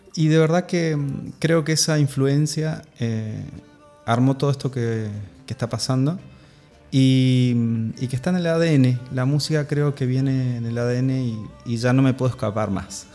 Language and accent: Spanish; Mendoza, Argentina; accent: Mendocino; nací en Mendoza, nací en Mendoza, en la tierra del sol y del, buen vino.